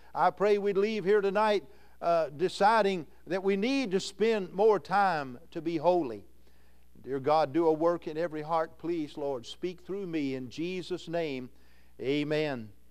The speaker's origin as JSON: {"language": "English", "town": "Louisville", "region": "Kentucky", "country": "United States", "tie": "born or raised there", "moved": "as an adult", "lives_now": "Iowa, United States", "said": "I'm a Kentuckian, born in Louisville, Kentucky"}